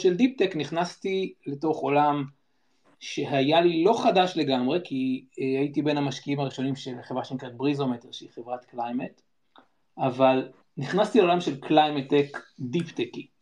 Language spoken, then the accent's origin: Hebrew; Jerusalem, Jerusalem District, Israel; also born or lived in Ethiopia; אני ירושלמי. גדלתי ב, במיקרוקוסמוס של החברה הישראלית